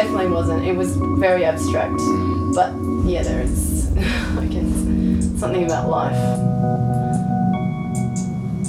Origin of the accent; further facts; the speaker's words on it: Australia; growing up in Australia